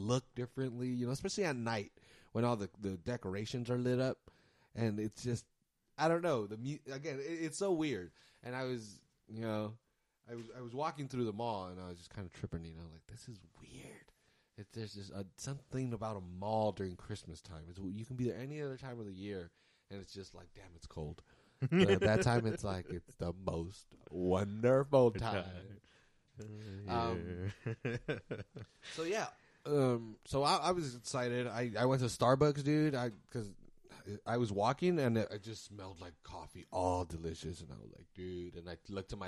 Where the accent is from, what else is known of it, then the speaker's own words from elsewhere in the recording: United States; I'm American